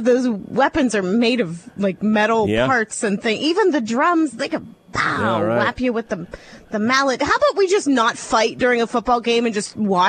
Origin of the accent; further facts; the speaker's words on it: Northeast Ohio, United States; moved away as an adult; I grew up in Northeast Ohio, about 2.5 hours from my dentist.